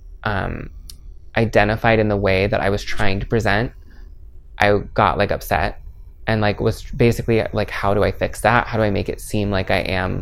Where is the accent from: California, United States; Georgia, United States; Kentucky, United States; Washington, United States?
Washington, United States; Maple Valley; also born or lived in Florida; now in Seattle, United States; I was born in Florida, but my family moved here when I was 2. So I just consider born and raised in Maple Valley